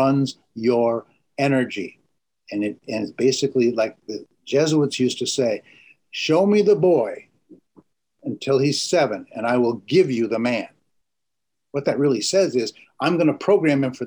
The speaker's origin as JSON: {"language": "English", "region": "Vermont", "country": "United States", "tie": "born or raised there", "said": "I grew up in Vermont"}